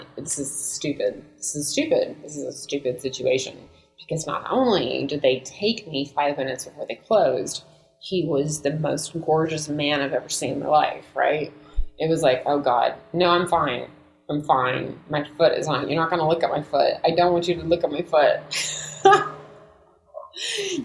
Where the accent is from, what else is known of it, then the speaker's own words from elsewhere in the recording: United States; I'm American